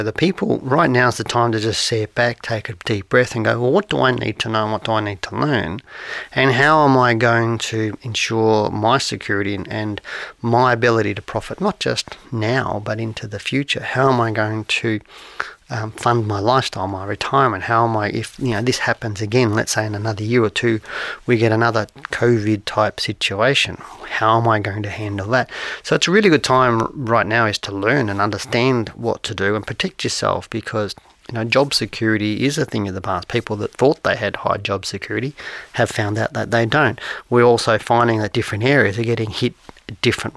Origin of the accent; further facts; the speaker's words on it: Geelong, Victoria, Australia; I grew up in Geelong